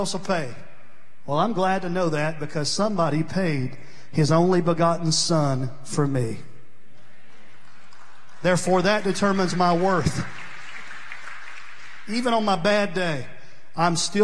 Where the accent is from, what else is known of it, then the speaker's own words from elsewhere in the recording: New Johnsonville, Tennessee, United States; I grew up in Vegas, New Johnsonville, Tennessee. Down there it is. You got eaten up with mosquitoes.